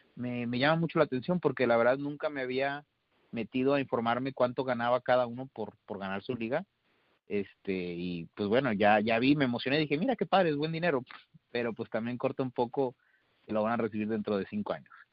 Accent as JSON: {"language": "Spanish", "country": "Mexico", "said": "a nosotros como mexicanos"}